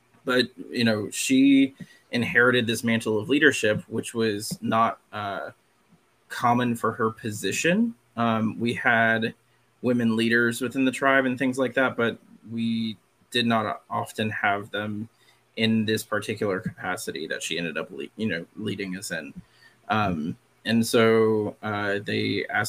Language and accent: English; Catawba Reservation, South Carolina, United States; I am Catawba and I grew up on the Catawba Reservation